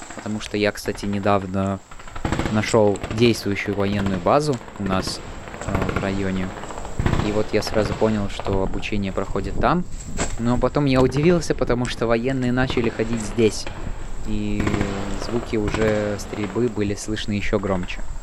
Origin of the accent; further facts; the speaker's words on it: Latvia; подросток из Латвии